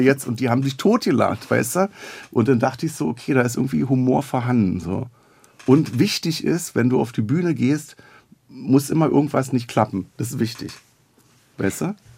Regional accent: Berlin, Germany; accent: Berlin dialect; also born or lived in Neukölln, Berlin / Reichartshausen / Robern; ich bin in Neukölln geboren und bin im Wedding aufgewachsen

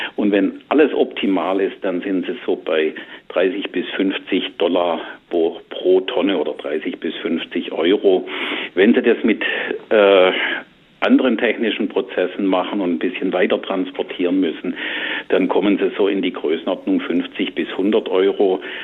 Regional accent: Southern Germany, Germany; saurer Sprudel, mhm. sagt man bei uns im Süden

